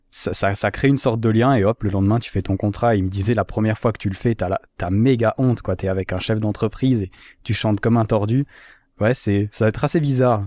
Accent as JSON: {"language": "French", "region": "Valais", "country": "Switzerland", "said": "Je suis valaisan, je suis valaisan"}